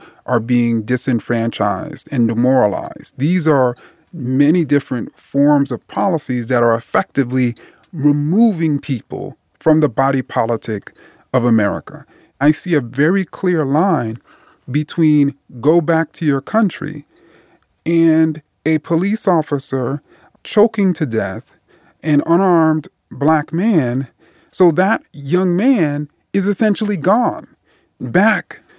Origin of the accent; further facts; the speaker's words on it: United States; I'm an American. I'm just as American as anyone else.